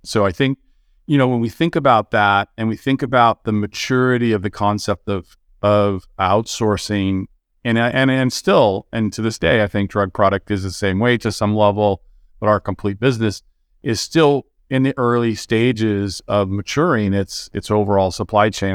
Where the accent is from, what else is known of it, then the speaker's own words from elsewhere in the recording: California, United States; I was born and raised in California